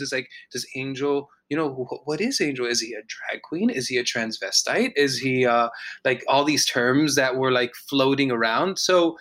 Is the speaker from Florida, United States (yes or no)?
yes; Miami, Florida, United States; I was born in Miami, Florida, and you know raised in a community